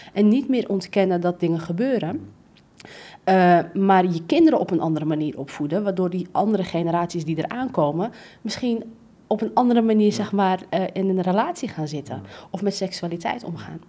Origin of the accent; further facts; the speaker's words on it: Amsterdam, North Holland, Netherlands; ik ben gewoon opgegroeid in Amsterdam-West.